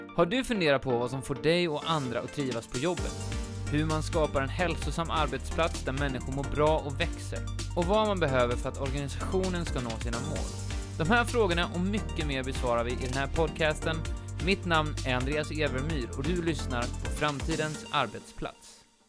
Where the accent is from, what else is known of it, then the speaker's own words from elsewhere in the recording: Habo, Jönköping County, Sweden; Habo där jag växte upp